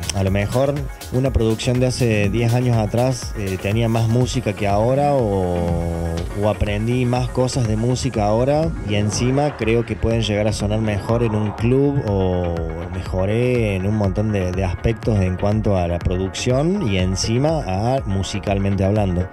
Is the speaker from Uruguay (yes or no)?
no; Argentina; nosotros y más siendo argentinos y más siendo, no sé, del interior en mi caso